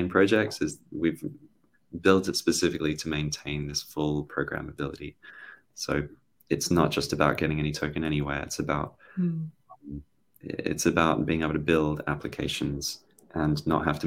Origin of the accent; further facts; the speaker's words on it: Australia; I'm Australian